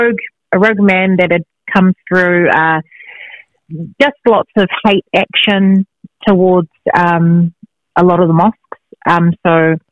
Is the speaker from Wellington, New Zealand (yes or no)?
no; Christchurch, Canterbury, New Zealand; now in Auckland, New Zealand; born and bred in Christchurch in the South Island of New Zealand, and I'm now residing in Auckland, New Zealand, which is in the North Island. And my background is I am Samoan, Tongan and Māori.